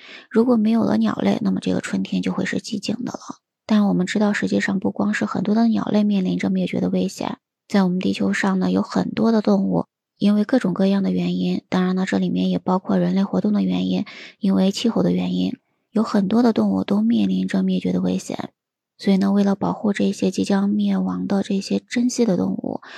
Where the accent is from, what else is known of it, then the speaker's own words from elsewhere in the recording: China; 我们中国人